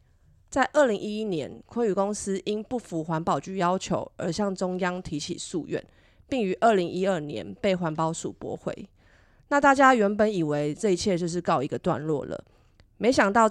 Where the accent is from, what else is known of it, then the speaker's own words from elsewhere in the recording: Taipei, Taiwan; now in Miaoli, Taiwan; Hello，大家好， … 我从台北嫁来苗栗十五年，结婚前是护理师，结婚后是全职家庭主妇。龙生村是先生的老家，这也是我与龙生村的连结。